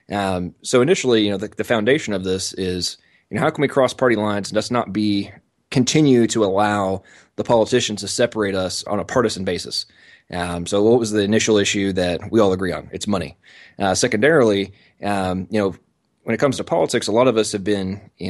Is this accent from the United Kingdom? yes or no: yes; England, United Kingdom; I'm American, but I was born and raised in England. Uh, my father was a military contractor, and uh, they moved over there uh, about 10 days before I was born.